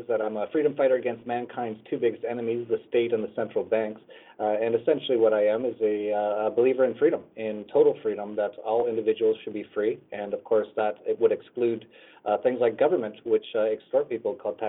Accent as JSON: {"language": "English", "country": "Canada", "tie": "born or raised there", "said": "I grew up in Canada and started an internet company in Canada"}